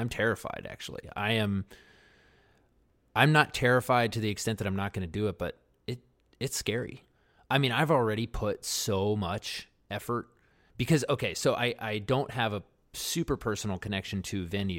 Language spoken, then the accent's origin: English; Baltimore, Maryland, United States; I grew up in West Baltimore.